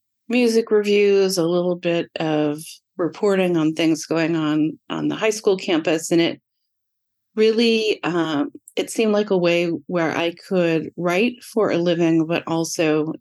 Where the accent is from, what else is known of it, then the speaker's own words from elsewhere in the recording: Sonoma County, Northern California, United States; I am a California native, Northern California native. I grew up in Sonoma County, which most people here know as part of wine country. Tons of vineyards, tons of people driving around tasting wine. I grew up in a very small town